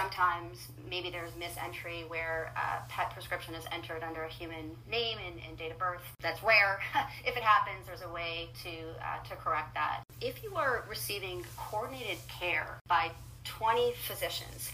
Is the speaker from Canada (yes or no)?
yes; Canada; I'm Canadian